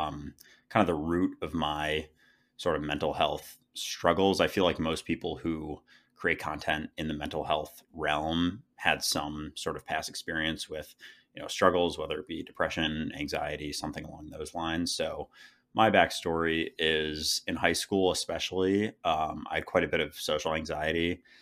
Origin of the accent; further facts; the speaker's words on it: Minneapolis, Minnesota, United States; now in New York, United States; So yeah, I grew up in Minneapolis, Minnesota, went to school in Philadelphia, and now I've lived in New York for the past few years.